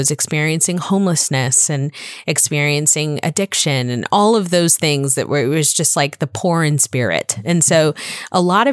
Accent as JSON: {"language": "English", "region": "Florida", "country": "United States", "tie": "born or raised there", "also_born_or_lived": "Bronx, New York"}